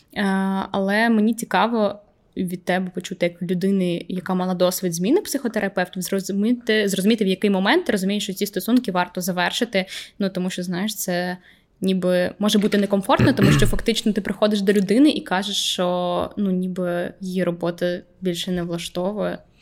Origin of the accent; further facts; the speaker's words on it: Vinnytsia, Vinnytsia Oblast, Ukraine; moved away; приїжджаємо там, до Вінниці, до мого рідного міста